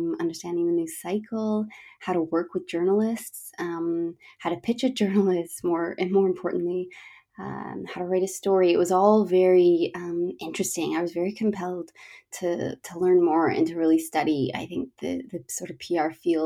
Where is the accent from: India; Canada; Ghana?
Canada; Toronto, Ontario; moved away as an adult; now in London, United Kingdom; I'm from Toronto, Canada, currently living in London, England, for about 7 years now.